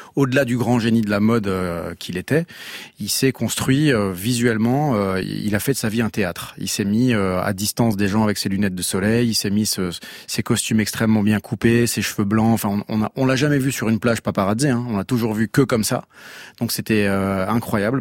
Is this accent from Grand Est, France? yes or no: yes; Eastern Moselle, Grand Est, France; moved away as an adult; also born or lived in Paris; je suis originaire de Moselle-Est, j'étais à Paris